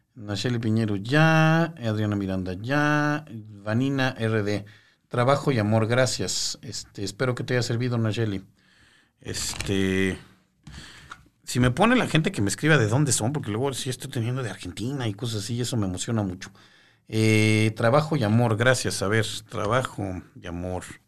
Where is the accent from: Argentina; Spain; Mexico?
Mexico; Mexico City; Yo soy de la Ciudad de México, sí, yo aquí estoy en la Ciudad de México